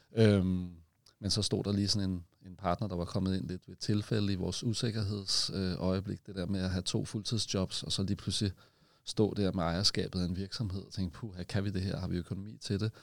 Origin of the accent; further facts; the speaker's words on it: Copenhagen, Capital Region of Denmark, Denmark; så er jeg født på Amager, og jeg er ikke jyde